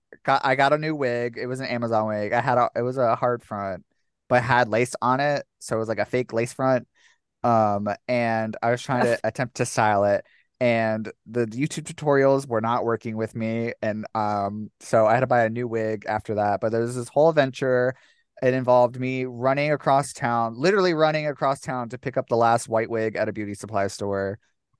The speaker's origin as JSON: {"language": "English", "town": "St. Petersburg", "region": "Florida", "country": "United States", "also_born_or_lived": "Tarpon Springs", "said": "I'm from sunny St. Petersburg, Florida. Oh my God, are you really? I am, yes. I was born like right outside Tarpon Springs, so like I know What? St. Pete."}